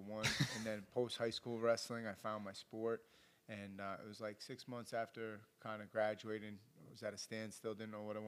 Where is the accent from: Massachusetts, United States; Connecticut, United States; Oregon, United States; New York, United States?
Massachusetts, United States; Boston; I was the kid from Boston, young kid, hungry